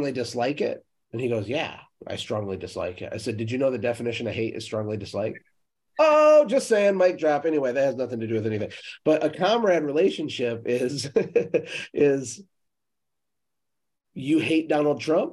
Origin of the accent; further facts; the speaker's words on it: Michigan, United States; I'm from Michigan